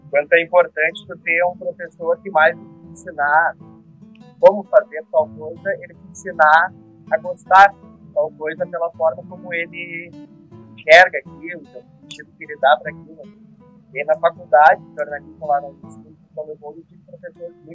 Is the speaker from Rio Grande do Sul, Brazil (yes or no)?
yes; São Francisco de Paula, Rio Grande do Sul, Brazil; moved away as an adult; also born or lived in São Leopoldo; eu morava em São Francisco de Paula, na terra que é a minha cidade natal, né?